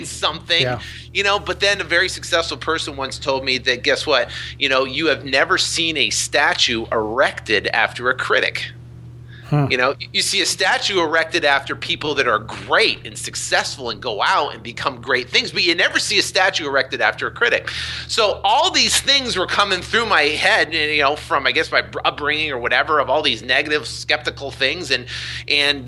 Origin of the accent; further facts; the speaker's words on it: Vermont, United States; I was born and raised in Vermont